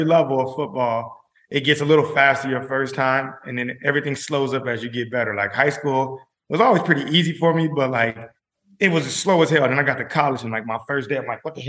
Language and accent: English; Denver, Colorado, United States; moved away as an adult; also born or lived in Miami, Florida; I'm from Denver, Colorado.